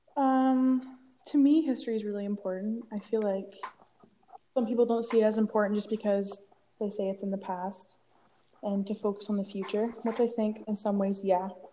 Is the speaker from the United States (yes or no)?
no; Peterborough, Ontario, Canada; also born or lived in Toronto, Ontario; I'm from Peterborough, Ontario, uh, born in Toronto